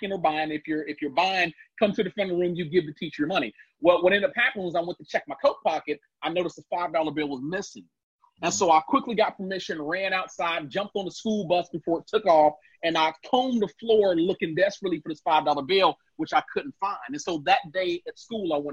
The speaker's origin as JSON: {"language": "English", "town": "Cincinnati", "region": "Ohio", "country": "United States", "tie": "born or raised there", "also_born_or_lived": "Gary, Indiana", "said": "Purdue moved us from Gary to Cincinnati, Ohio, hired him on as a manager at GE, and our lives changed"}